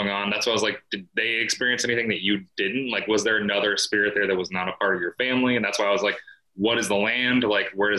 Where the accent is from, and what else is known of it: Iowa, United States; born or raised there